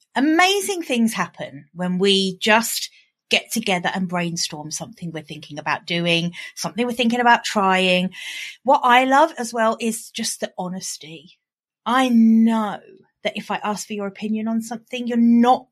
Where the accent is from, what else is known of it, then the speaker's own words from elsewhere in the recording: United Kingdom; accent: British; my British accent